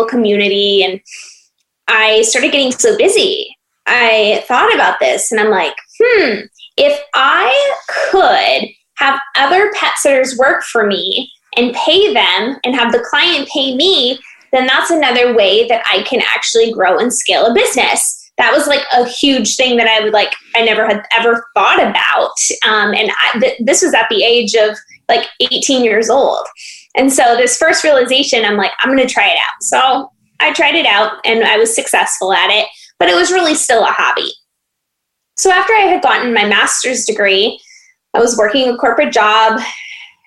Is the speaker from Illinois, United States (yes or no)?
no; Iowa, United States; moved away as an adult; also born or lived in Phoenix, Arizona; I am originally from Iowa and born and raised there.